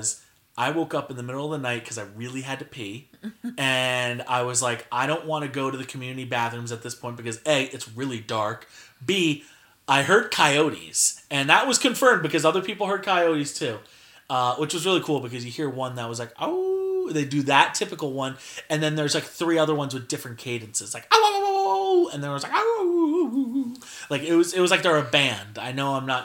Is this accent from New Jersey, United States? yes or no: yes; New Jersey, United States; New Jersey